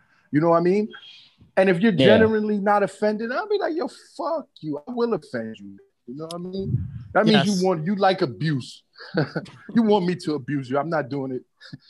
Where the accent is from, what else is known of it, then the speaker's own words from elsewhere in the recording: New York City, New York, United States; now in Miami, United States; I'm an orphan from Brooklyn, New York